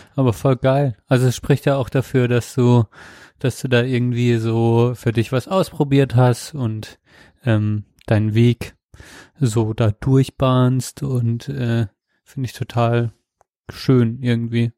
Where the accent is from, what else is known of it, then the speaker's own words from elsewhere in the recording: Germany; als Deutscher